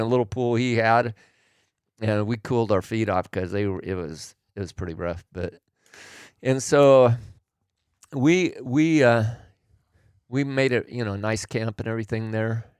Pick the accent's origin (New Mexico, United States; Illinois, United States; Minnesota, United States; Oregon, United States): Oregon, United States; I grew up in Oregon